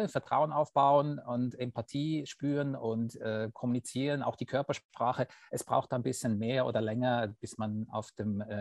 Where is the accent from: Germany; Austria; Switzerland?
Switzerland; ich bin Schweizer und ich bin seit 20 Jahren Finanzplaner.